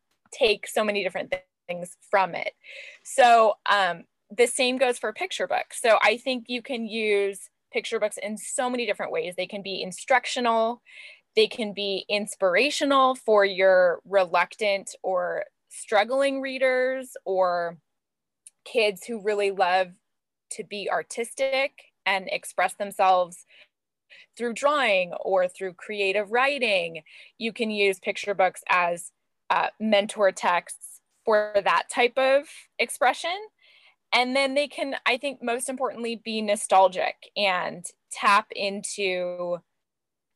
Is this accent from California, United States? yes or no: yes; LA County, Southern California, United States; also born or lived in Orange County, California; I grew up in Southern California in LA County